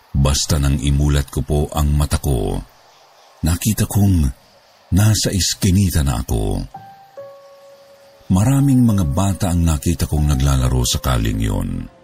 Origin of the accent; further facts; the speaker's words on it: Bicol Region, Philippines; Ako po ay lumaki sa Bicol. Doon na po ako nagdalaga. 30 years old na po ako ngayon. Ang nanay ko po ay taga Tacloban at ang tatay ko po ay Cebuano.